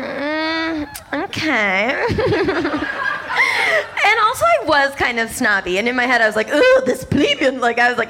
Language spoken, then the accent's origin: English; Boston, Massachusetts, United States; I'm from Boston, and I grew up in a really conservative Jewish household